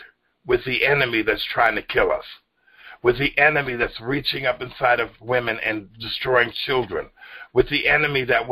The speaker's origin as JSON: {"language": "English", "region": "New York", "country": "United States", "tie": "born or raised there", "moved": "yes", "lives_now": "Washington, United States", "said": "I was born and raised in New York State"}